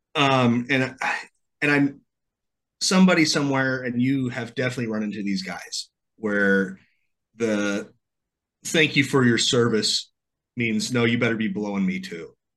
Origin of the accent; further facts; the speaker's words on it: central Illinois, United States; I'm from the Midwest. I'm from a town about this big in the middle of Illinois